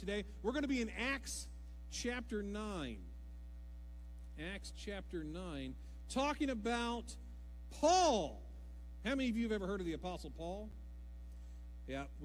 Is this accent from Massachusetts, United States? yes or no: no; Ohio, United States; moved away; We're all from Ohio